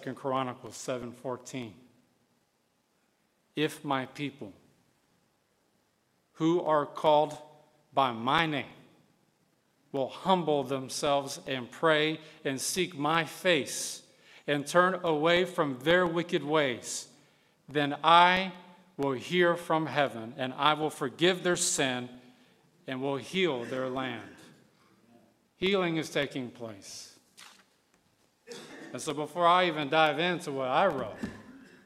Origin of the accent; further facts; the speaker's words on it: West Texas, United States; now in Gwinnett County, United States; I come from West Texas. I'm talking cowboys and stuff